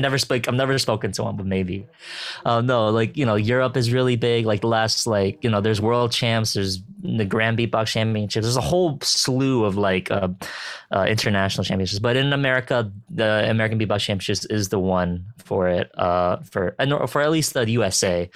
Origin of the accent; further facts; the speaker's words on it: Philippines; I'm a Filipino